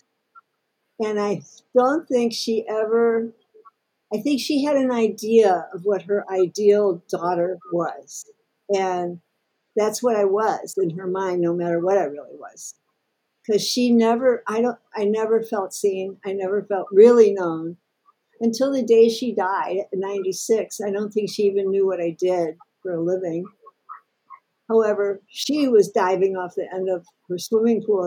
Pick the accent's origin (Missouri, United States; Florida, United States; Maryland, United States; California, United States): Missouri, United States; St. Louis; I was born in St. Louis and grew up there